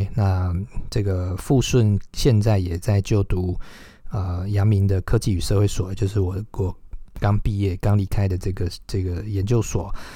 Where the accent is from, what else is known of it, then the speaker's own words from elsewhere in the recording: Huwei, Yunlin County, Taiwan; moved away; 回到我的家乡湖尾